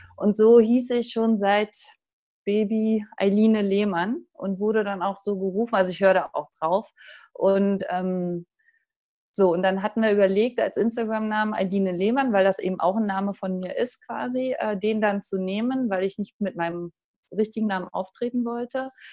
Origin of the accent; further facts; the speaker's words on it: Uckermark, Brandenburg, Germany; now in Dortmund, Germany; aus der Uckermark, das ist nordöstlich von Berlin